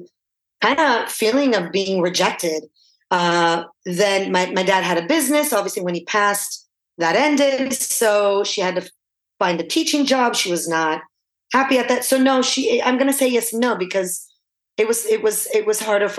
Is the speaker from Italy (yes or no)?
yes; Florence, Tuscany, Italy; now in California, United States; I was born in Florence